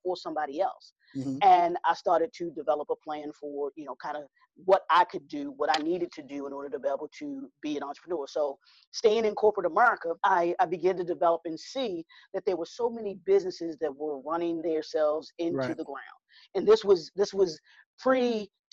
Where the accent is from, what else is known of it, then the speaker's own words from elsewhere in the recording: Baltimore, Maryland, United States; I am born and raised in Baltimore, Maryland